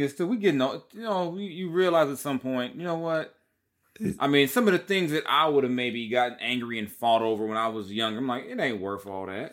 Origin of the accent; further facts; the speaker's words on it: Long Beach, California, United States; I'm from Long Beach